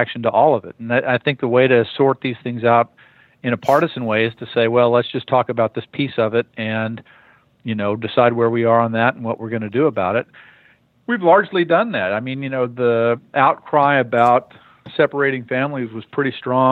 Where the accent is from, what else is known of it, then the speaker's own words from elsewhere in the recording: El Paso, Texas, United States; now in Austin, United States; I was born in the Panhandle and raised in El Paso